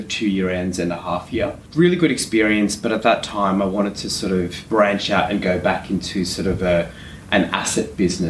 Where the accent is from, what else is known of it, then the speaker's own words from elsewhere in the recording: Canberra, Australian Capital Territory, Australia; moved away as an adult; also born or lived in Western Sydney; I grew up in Canberra, so that's where I sort of started my career.